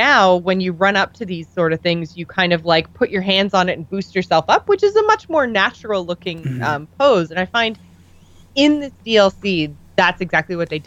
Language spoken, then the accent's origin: English; Canada; We're Canadian